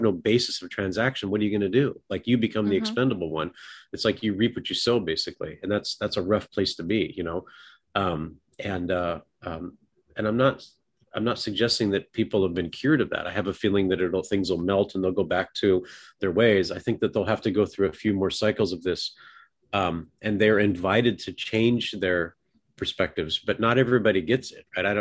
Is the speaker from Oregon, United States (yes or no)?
yes; Oregon, United States; now in Texas, United States; I grew up in an earthquake area. I moved from Oregon.